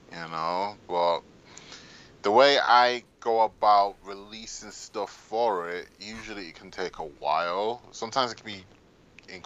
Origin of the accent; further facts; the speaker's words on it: Manchester, North West England, United Kingdom; in Manchester, in my hometown